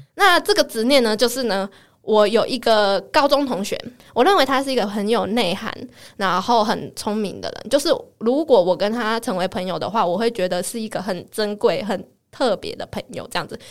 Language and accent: Chinese; Taiwan; accent: Taiwanese-accented Mandarin (臭林呆); 或者像我讲话比较没有那么字正腔圆， 就比较没有像这样子，然后比较没有大陆腔